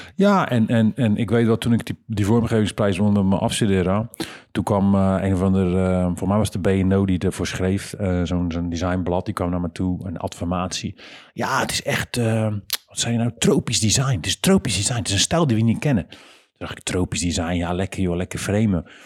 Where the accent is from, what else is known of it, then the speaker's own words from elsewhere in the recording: Rotterdam, South Holland, Netherlands; Dan zijn we niet vanuit Heerlen, maar dan komen we van Rotterdam